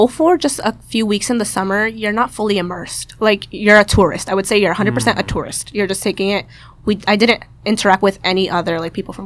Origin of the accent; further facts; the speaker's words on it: Boston, Massachusetts, United States; I'm from the Boston area, born and raised, but my family's from El Salvador